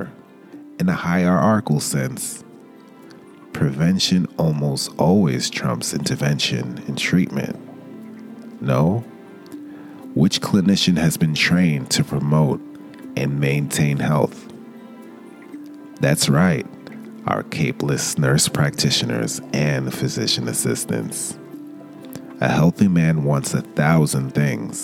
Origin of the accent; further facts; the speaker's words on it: New York City, New York, United States; I grew up in the East Flatbush section of Brooklyn